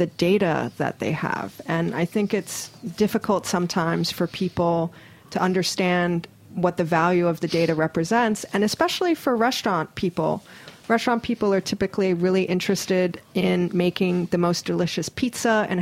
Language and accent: English; Hawaii, United States; moved away; I am from Hawaii originally, born and raised, and go back there quite frequently